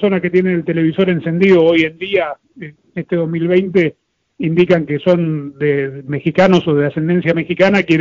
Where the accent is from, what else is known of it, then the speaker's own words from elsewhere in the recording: Argentina; Yo soy argentino, yo soy hincha de Argentina, pero trato que la procesión vaya por dentro.